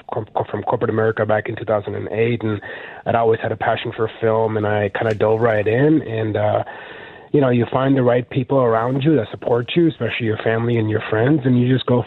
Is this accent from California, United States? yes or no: no; Mississippi, United States; I grew up in Mississippi